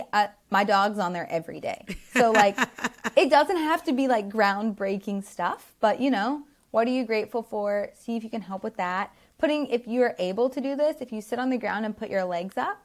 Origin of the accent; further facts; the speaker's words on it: the South, United States; we grew up in the South